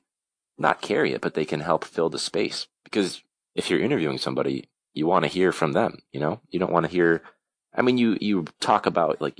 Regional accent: Chicago, Illinois, United States; I'm from Chicago

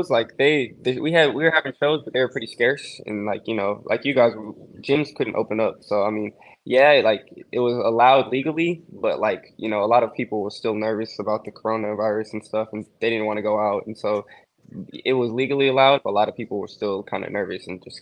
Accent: Houston, Texas, United States; I'm from Houston.

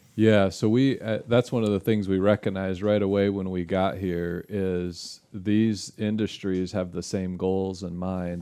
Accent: Holland, Michigan, United States; moved away as an adult; also born or lived in Chicago, Illinois; now in Kosciusko County, Indiana, United States; I grew up in Holland, Michigan, and, which is over on the west side of the state, right on the shores of Lake Michigan

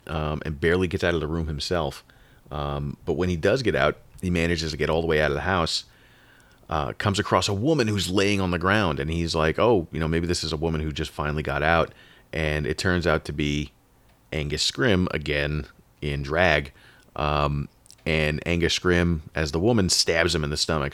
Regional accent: Long Island, New York, United States; I was born in New York, and, and in the eighties on Long Island

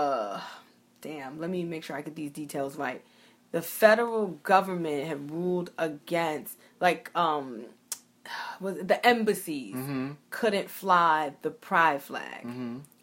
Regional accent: New York City, New York, United States; I grew up in Bed-Stuy

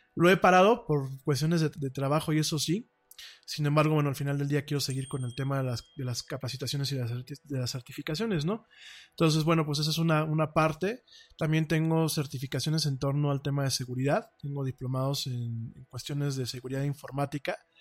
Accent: Mexico; aquí en México

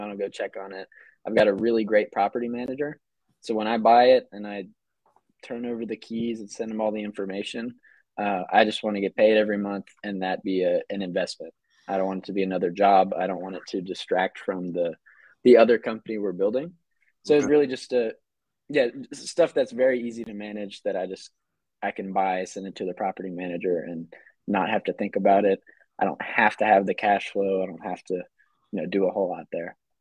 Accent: North Georgia, United States; now in Atlanta, United States; I grew up in North Georgia

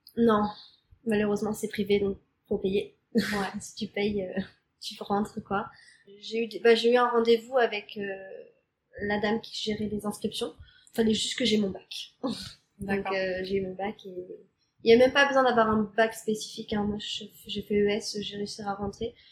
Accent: Normandy, France; moved away as an adult; now in Montreal, Canada; J'ai grandi en Normandie.

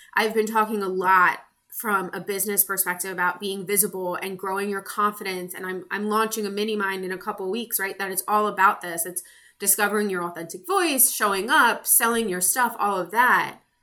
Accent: United States; I am American. I live in the US

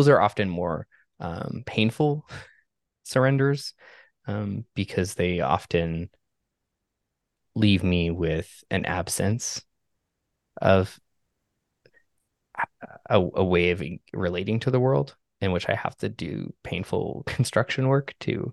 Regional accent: Canada; I grew up in Canada

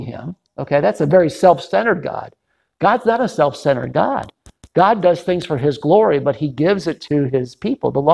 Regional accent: Detroit, Michigan, United States; moved away; my hometown, Detroit.

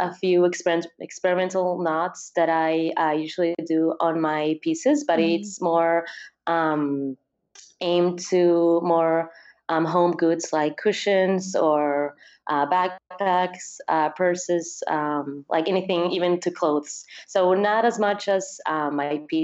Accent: Peru; also born or lived in Barcelona; I grew up in Peru

